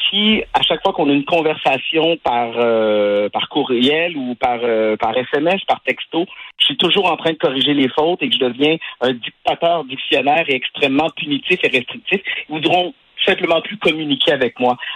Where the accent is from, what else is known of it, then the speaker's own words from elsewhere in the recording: Quebec, Canada; c'est une de mes fiertés de dire que je suis du Québec, que je parle français. Je ça fait partie de mon de mon identité. Je suis un francophone, francophile.